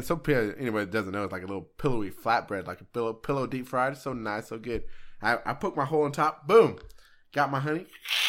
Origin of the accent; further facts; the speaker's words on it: Arizona, United States; Yeah. I grew up in Arizona.